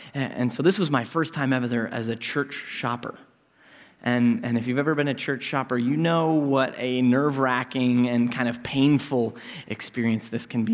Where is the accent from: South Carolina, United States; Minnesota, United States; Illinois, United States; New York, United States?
Minnesota, United States; Minneapolis; moved away as an adult; this city where I was born and raised and have come back